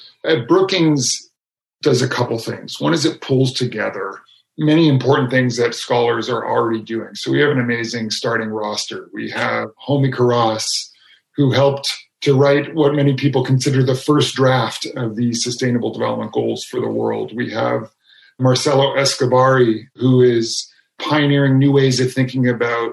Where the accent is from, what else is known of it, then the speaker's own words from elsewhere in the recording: Canada; my home country of Canada